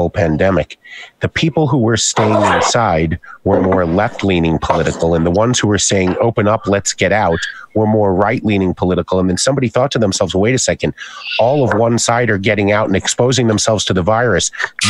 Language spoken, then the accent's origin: English; New York City, New York, United States; Hey, I'm from Flushing.